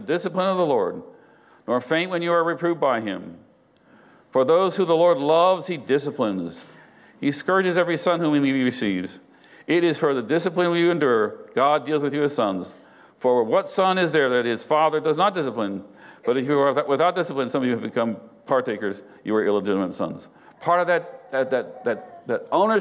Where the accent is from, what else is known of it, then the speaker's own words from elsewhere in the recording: United States; I'm an American